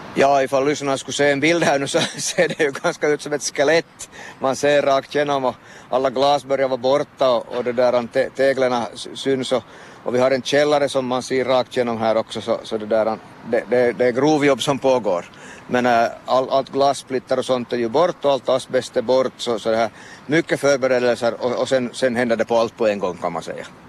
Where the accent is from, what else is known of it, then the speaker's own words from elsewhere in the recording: Vaasa, Ostrobothnia, Finland; som Vasabo har man relation till, till större byggnader